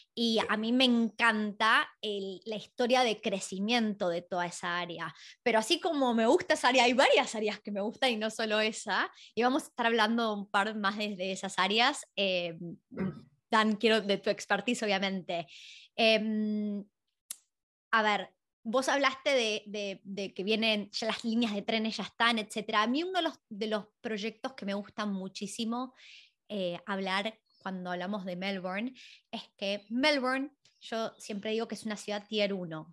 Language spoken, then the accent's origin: Spanish; Argentina; now in Australia; en Argentina, nosotros somos de ahí